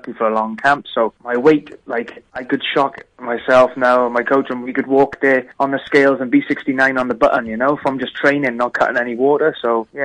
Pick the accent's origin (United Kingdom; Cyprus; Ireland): United Kingdom; Pontywaun, Wales; now in Perth, Australia; I'm from Pontywain, but my stomping ground and my boxing gym is in Cwmcarn.